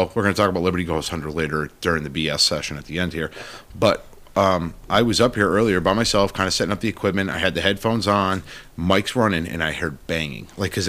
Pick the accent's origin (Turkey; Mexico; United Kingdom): United Kingdom; England; Again, I'm terrible at Latin, as I am English.